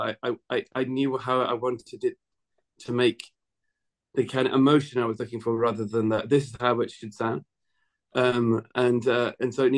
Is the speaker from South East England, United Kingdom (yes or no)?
no; Scottish Borders, Scotland, United Kingdom; I was brought up in the Scottish borders where they have these long vowels